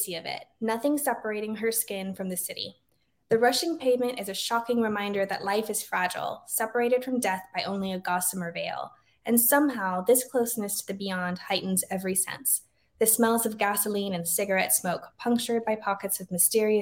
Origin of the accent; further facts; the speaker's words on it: Laredo, Texas, United States; now in San Antonio, United States; growing up in Laredo where everybody's Mexican